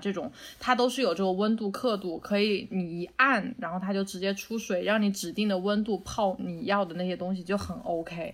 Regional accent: Wuhan, Hubei, China; moved away; 我原来小时候在武汉

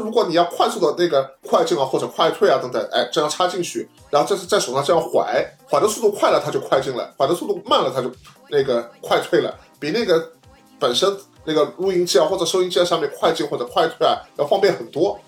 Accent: China; 我们中国人

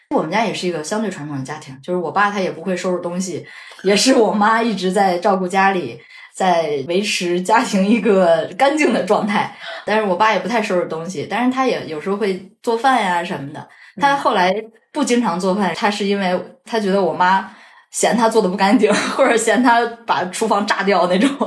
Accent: Shandong, China; moved away; 我说我是山东人

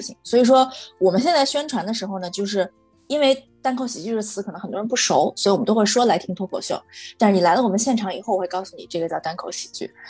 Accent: Shaanxi, China; 然后我是个陕西人，喜欢吃拉面，就很很很草率的定了一个官方用名。

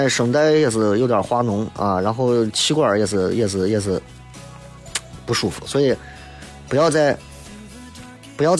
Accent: Xi'an, Shaanxi, China; 你看我西安人哪个纹身在自己胳膊上纹个兵马俑？

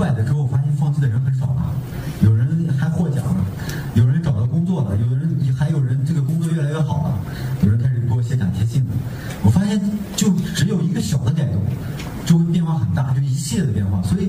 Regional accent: Shandong, China; 因为我我是一个山东人，我是吃面食的，我不知道在座的有多少吃面食的。但我我在外外地呢，我就会有一个特别痛苦的痛苦的点，就是我吃不到我我我我小的时候吃的那个味道，那个面食。

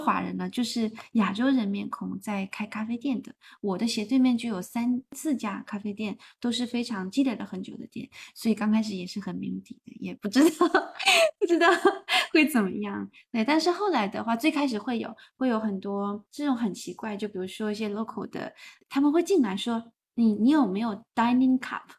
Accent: Hainan, China; now in Melbourne, Australia; 我是海南人，可是我在海南的时候

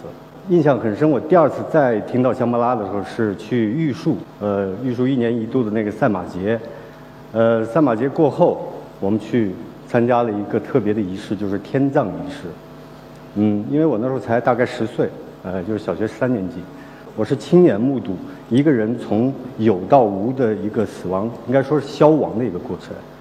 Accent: Kaligang, Qinghai, China; born there; 我是呃出生在青藏高原。呃，黄河岸边的一个小村庄，那个小村庄叫卡里冈，那里人风淳朴。

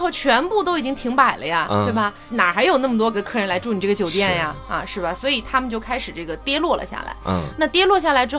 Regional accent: Chongqing, China; also born or lived in Chengdu, Sichuan / Hangzhou / Beijing; 我小时候在什么重庆、成都也是能看到流浪汉，

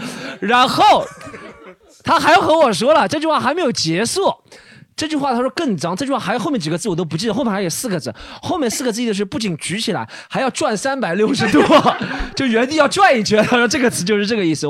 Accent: Zhejiang, China; 我是我是 浙江 人啊

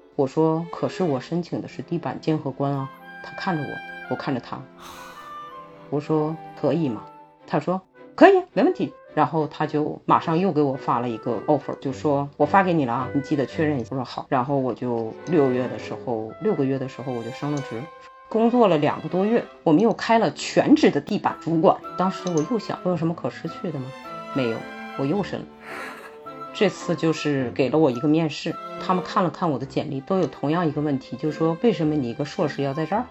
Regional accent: Northeast China, China; now in Miami, United States; 但是我也是个东北人

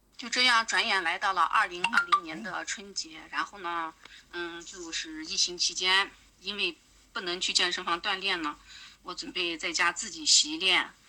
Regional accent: Aksu, Xinjiang, China; 我来自遥远而美丽的新疆阿克苏

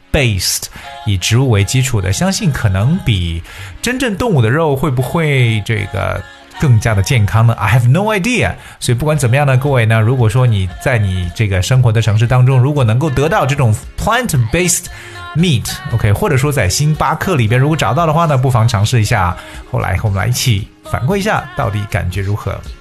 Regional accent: China; 我们中国人

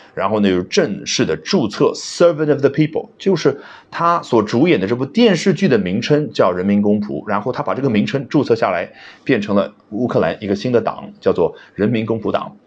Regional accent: China; 这是我们中国人最喜欢的动词了

